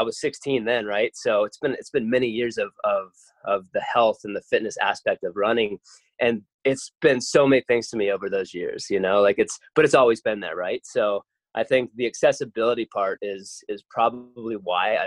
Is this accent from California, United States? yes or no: no; Colorado, United States; I grew up in Colorado, up in the high mountains in the Rocky Mountains